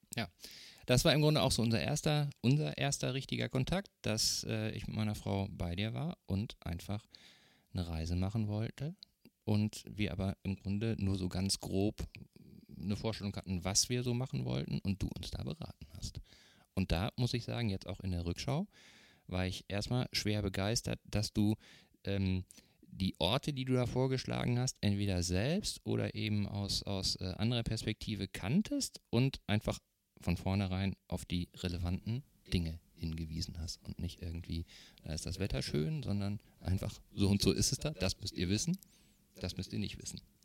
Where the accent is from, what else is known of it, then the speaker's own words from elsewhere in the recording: North Rhine-Westphalia, Germany; now in Eckernförde, Germany; ich komme ursprünglich aus Nordrhein-Westfalen